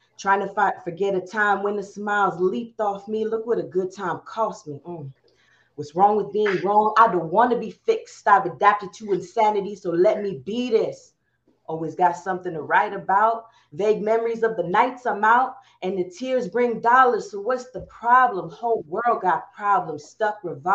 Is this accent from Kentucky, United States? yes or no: no; Chino, California, United States; also born or lived in Compton, California; my hometown is Chino. I mostly grew up there